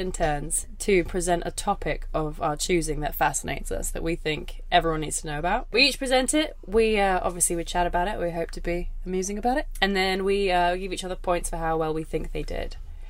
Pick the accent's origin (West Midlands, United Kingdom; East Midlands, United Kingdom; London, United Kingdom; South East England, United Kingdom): South East England, United Kingdom; Kent; I'm from Kent.